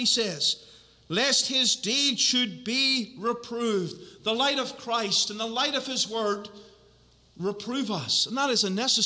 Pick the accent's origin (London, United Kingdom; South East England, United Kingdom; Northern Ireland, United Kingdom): Northern Ireland, United Kingdom; I'm from Northern Ireland